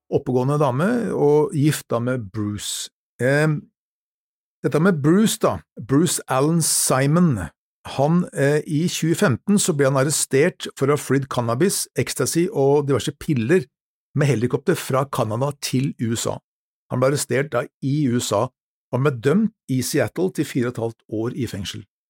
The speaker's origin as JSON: {"language": "Norwegian", "country": "Norway", "said": "som nordmann"}